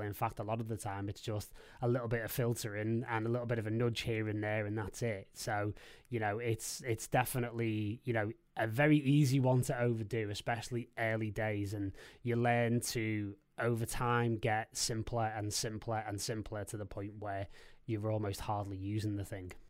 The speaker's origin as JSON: {"language": "English", "town": "Liverpool", "region": "North West England", "country": "United Kingdom", "tie": "born or raised there", "said": "I lived in Liverpool and I'm from Liverpool and I'm, I'm still here now"}